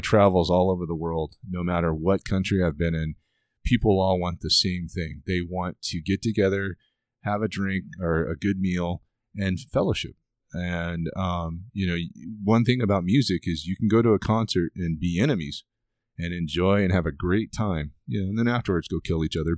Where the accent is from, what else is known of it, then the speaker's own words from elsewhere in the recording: United States; I'm an American